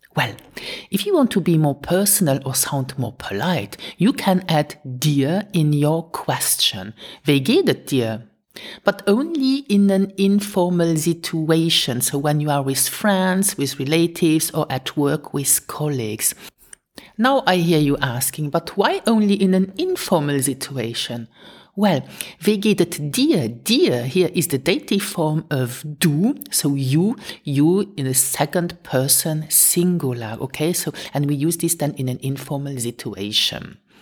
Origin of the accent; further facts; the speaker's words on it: Luxembourg; first language Luxembourgish; English is a second language; teaching my mother tongue since 2012